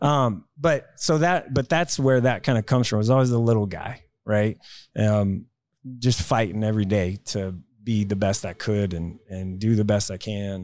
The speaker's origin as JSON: {"language": "English", "town": "Tulsa", "region": "Oklahoma", "country": "United States", "tie": "born or raised there", "said": "I grew up in Tulsa, Oklahoma."}